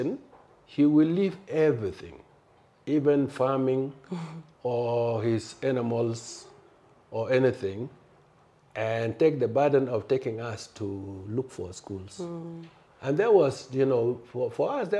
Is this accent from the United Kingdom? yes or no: no; South Sudan; moved away; also born or lived in Khartoum / Nigeria; I was born in a village called Tonarepin